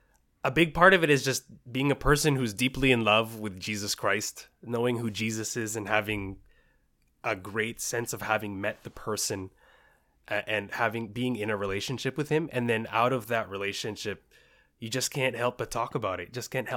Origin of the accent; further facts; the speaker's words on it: Richmond, British Columbia, Canada; also born or lived in Bahrain; I was born in the Middle East in Bahrain and then flew around, moved around, and then finally settled in Richmond in 1998.